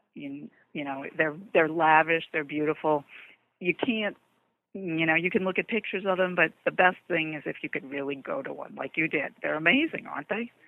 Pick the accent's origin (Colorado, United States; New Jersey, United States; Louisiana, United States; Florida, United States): Louisiana, United States; New Orleans; moved away; I'm originally from New Orleans. Um, moved to other places